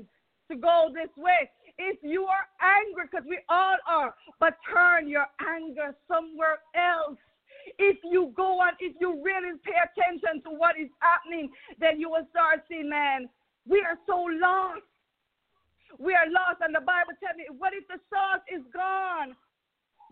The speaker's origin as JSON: {"language": "English", "country": "Jamaica", "moved": "yes", "lives_now": "Atlanta, United States", "said": "I am from Jamaica"}